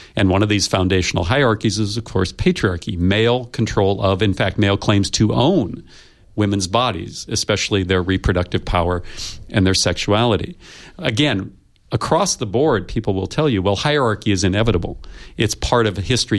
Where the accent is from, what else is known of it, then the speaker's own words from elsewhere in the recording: United States; I come from the United States